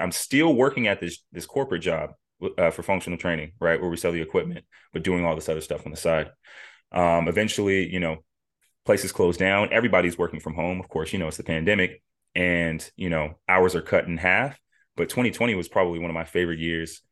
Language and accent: English; Las Vegas, Nevada, United States; moved away; born and raised in Las Vegas, Nevada